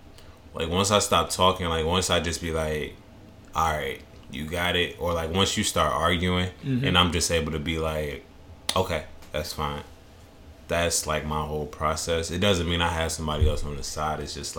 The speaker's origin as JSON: {"language": "English", "region": "Midwest", "country": "United States", "said": "Like, I'm from the Midwest, so it's just like"}